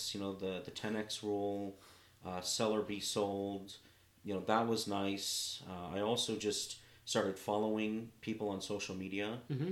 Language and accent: English; Los Angeles, California, United States; moved away as an adult; now in Clearwater, United States; Born and raised in Los Angeles. Lived there pretty much my whole life